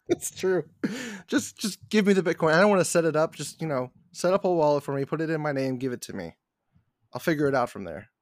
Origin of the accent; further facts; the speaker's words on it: United States; I'm so American